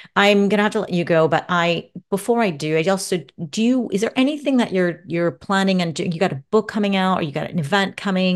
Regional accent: Santa Monica, California, United States; My hometown

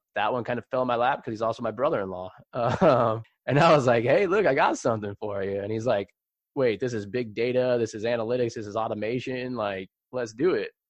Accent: San Jose, California, United States; it was San Jose when I grew up

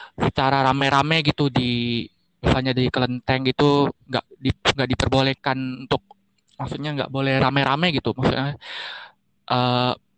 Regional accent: Bangka Belitung Islands, Indonesia

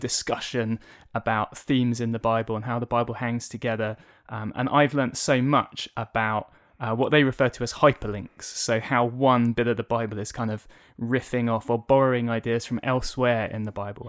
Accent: Tunbridge Wells, South East England, United Kingdom; also born or lived in Ipswich, Suffolk; I was born in Ipswich in Suffolk, but since I was four years old, uh, I've lived in the town of Tunbridge Wells here

